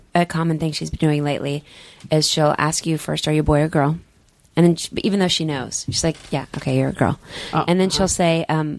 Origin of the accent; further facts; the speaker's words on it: Dallas, Texas, United States; I'm from Dallas